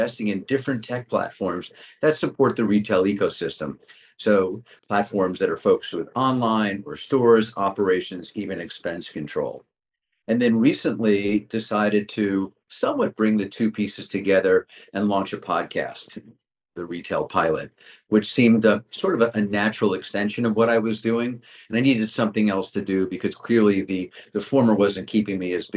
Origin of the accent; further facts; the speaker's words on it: Westchester County, New York, United States; also born or lived in Manhattan; I grew up in Westchester County, only child, scrappy